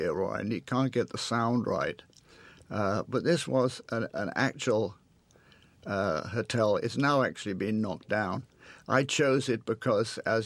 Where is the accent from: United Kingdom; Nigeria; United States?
United Kingdom; England; moved away as an adult; being an Englishman, actually a Scotsman, in America, and having been brought up in England